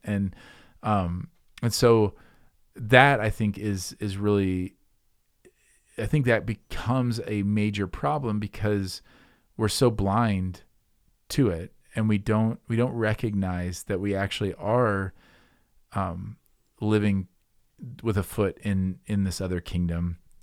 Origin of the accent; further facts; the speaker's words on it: Midwest, United States; me being a Midwesterner, like a, a grumbly Midwesterner